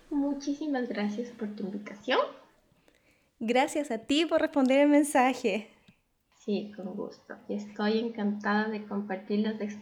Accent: Ecuador; moved away as an adult; also born or lived in Schwerin, Germany; now in Germany; te cuento que yo soy de Ecuador y en esos entonces, en el 2009

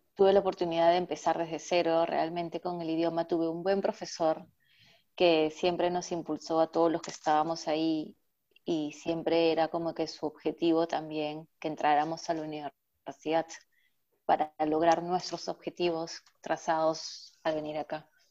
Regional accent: Lima, Peru; moved away as an adult; now in Germany; Yo vengo de Lima, que es la capital

